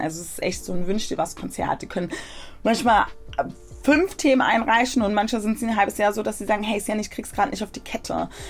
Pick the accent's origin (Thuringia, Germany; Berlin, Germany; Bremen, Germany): Berlin, Germany; Also ich bin in Berlin geboren und aufgewachsen